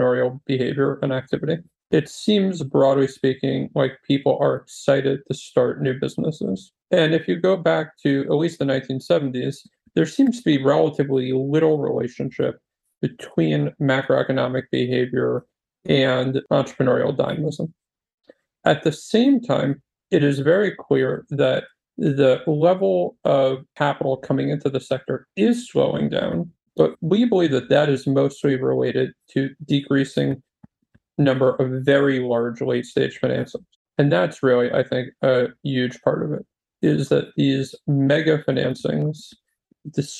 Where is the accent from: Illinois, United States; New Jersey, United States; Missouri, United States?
New Jersey, United States; moved away as an adult; also born or lived in Silicon Valley; I was born and raised in New Jersey, moved to Silicon Valley in 2006